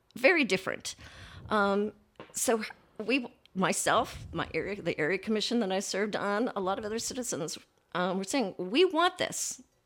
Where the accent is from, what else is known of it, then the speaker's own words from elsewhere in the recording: California gold country, United States; moved away as an adult; also born or lived in San Francisco Bay Area; now in Columbus, United States; my childhood was in the California gold country